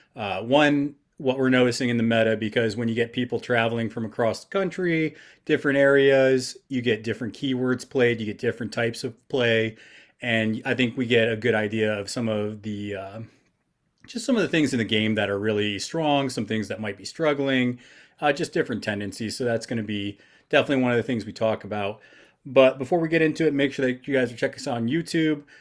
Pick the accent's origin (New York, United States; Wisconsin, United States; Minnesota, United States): New York, United States; I'm from New York